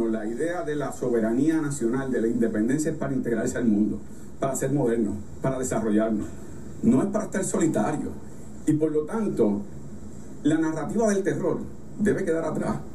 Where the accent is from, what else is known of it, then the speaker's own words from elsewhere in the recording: Puerto Rico; voten no a la aspiración de que renuncie a ser lo que somos, puertorriqueños siempre.